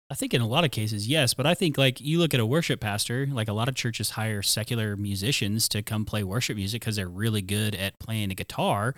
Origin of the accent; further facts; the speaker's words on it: Tulsa, Oklahoma, United States; I grew up in Tulsa, Oklahoma